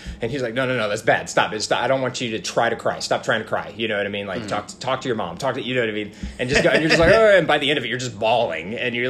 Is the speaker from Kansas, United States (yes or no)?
no; Washington, United States; born there; also born or lived in St. Charles, Missouri; So I was born in Washington State. Hmm. Moved to like St. Charles, Missouri when I was really young. Then back to Washington.